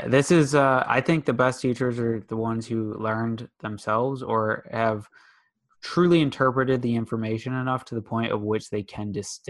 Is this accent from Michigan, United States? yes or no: yes; West Bloomfield, Michigan, United States; Yeah, I'm West Bloomfield area.